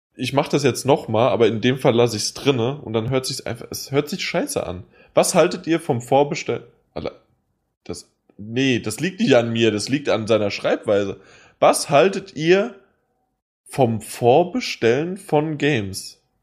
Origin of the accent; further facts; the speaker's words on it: Hesse, Germany; ich bin Hesse.